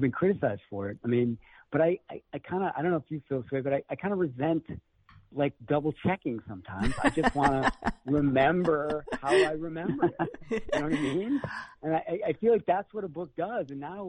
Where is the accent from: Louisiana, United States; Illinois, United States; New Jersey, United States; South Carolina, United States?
Illinois, United States; Chicago; also born or lived in Iowa; I'm from Chicago, and I lived in Iowa for a long time, and so I'm home now.